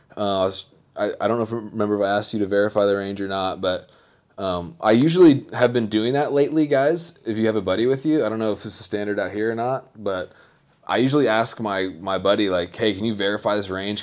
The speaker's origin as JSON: {"language": "English", "region": "the South", "country": "United States", "said": "I'm from the South"}